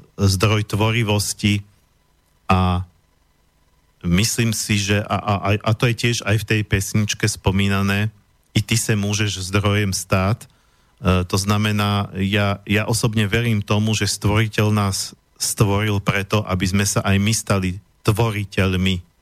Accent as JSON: {"language": "Slovak", "country": "Slovakia", "said": "som hrdý Slovák"}